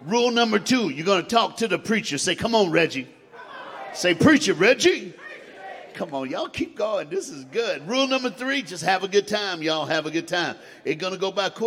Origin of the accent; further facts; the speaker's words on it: Knoxville, Tennessee, United States; I was born in Knoxville, Tennessee. I grew up in Knoxville, Tennessee.